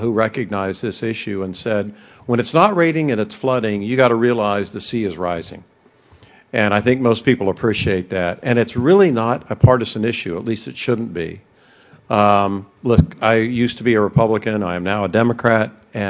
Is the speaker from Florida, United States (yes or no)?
yes; Florida, United States; also born or lived in St. Petersburg, Florida; my fellow Floridians